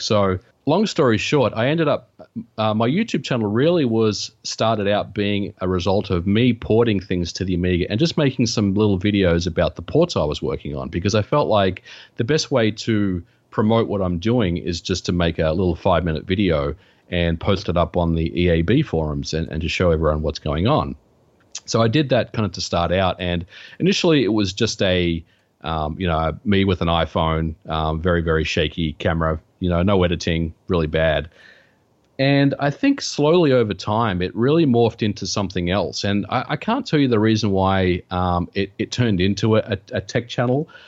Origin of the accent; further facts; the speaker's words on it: Australia; now in United States; I, I grew up in Australia